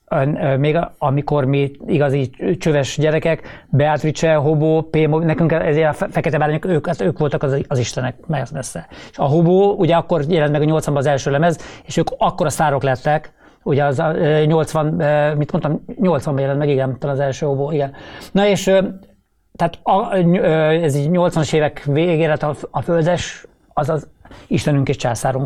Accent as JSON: {"language": "Hungarian", "town": "Szigetszentmiklós", "region": "Pest", "country": "Hungary", "tie": "born or raised there", "said": "bár Budapest mellett laktunk Sziget Szent Miklóson, de, de, de nem voltunk budapestiek"}